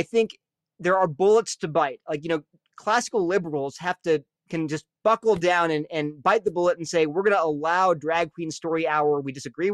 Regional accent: Delaware, United States; I'm from Delaware

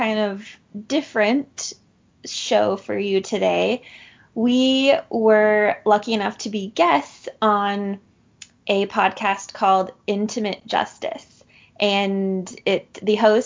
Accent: Orem, Utah, United States; I'm actually from Orem, Utah, which is, just the town.

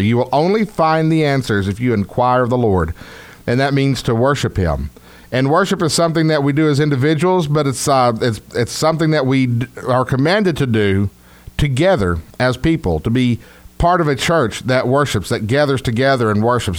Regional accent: Texas, United States; accent: Texas; my Texas accent

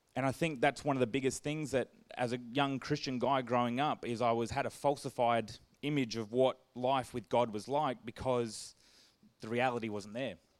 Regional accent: Perth, Western Australia, Australia; I grew up in Perth with lots of cousins and friends

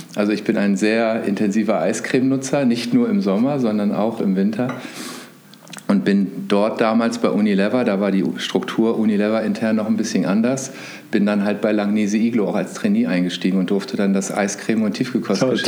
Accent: Hanover, Lower Saxony, Germany; moved away as an adult; also born or lived in Bayreuth; Ich komme aus einem Vorort von Hannover, also bin ein klassischer Großstadt-Vorort-Mensch

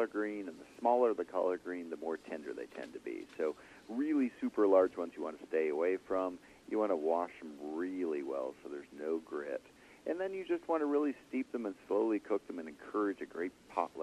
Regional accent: Ottawa, Ontario, Canada; I grew up in Ottawa, Canada

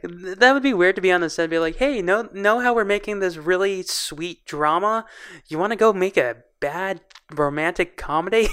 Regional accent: Boston, Massachusetts, United States; we grew up in Boston

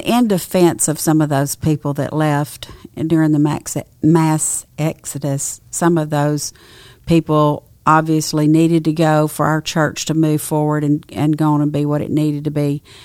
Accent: Nacogdoches, Texas, United States; I grew up in Nacogdoches, Texas

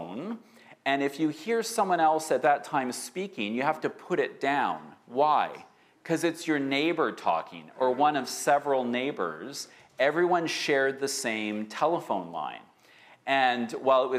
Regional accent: Winnipeg, Manitoba, Canada; now in Vancouver, Canada; growing up in Winnipeg, everyone, and I mean everyone in my elementary school class, went to church

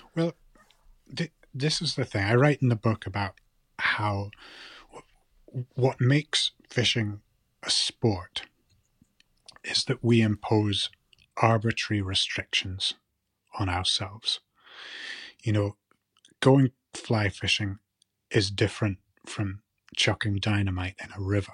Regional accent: Shetland, Scotland, United Kingdom; now in mainland Scotland; growing up in Shetland

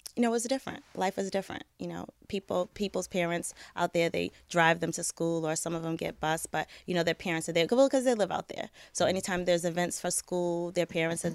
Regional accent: Boston, Massachusetts, United States; I grew up in Boston. Um, I was born and raised there.

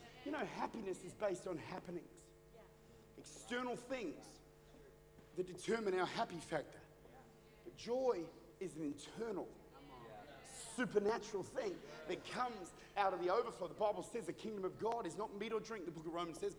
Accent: Australia; I'm Australian

